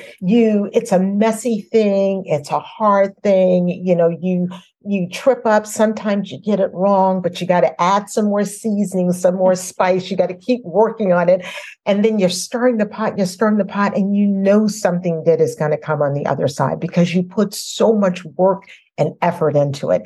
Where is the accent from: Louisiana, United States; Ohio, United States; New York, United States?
Louisiana, United States; New Orleans; I was a little girl and growing up in New Orleans